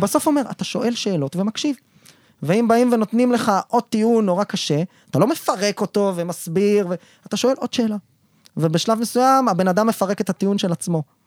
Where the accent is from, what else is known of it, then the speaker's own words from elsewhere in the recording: Israel; אנחנו כישראלים